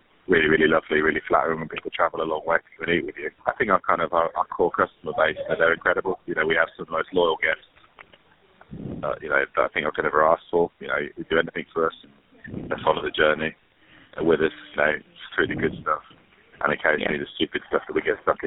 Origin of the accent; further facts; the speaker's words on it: Birmingham, West Midlands, United Kingdom; moved away as an adult; also born or lived in Nottingham / Manchester; I grew up in a little suburb called Hall Green, just outside the Bolton Triangle.